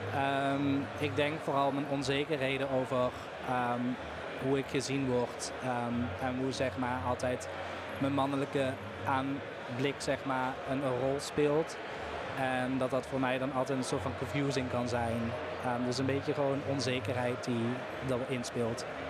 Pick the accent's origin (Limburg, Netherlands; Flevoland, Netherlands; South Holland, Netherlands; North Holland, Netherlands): Limburg, Netherlands; Ik kom uit Limburg, dus daar was carnaval